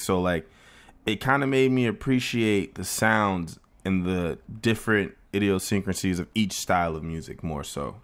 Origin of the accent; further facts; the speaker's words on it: Plantation, Florida, United States; I was born in Plantation, Florida, which is a little town in, uh, outside of Fort Lauderdale